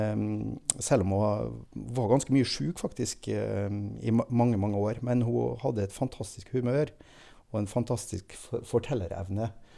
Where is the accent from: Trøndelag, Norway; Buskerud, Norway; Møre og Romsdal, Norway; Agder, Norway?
Møre og Romsdal, Norway; Molde; now in Jeløya, Norway; Født og oppvokst i Molde